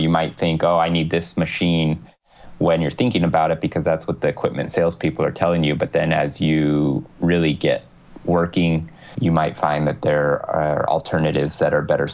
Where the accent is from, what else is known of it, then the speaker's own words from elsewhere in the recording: Southern California, United States; growing up in Southern California, Spanish really wasn't a problem